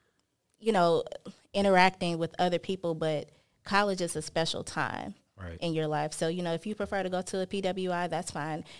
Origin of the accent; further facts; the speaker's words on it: Chicago, Illinois, United States; moved away as an adult; I'm from Chicago